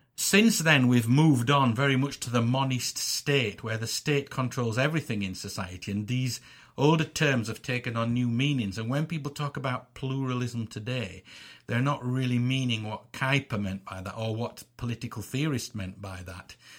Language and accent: English; England, United Kingdom; I'm an Englishman and I, I'm born, I'm born here and I live here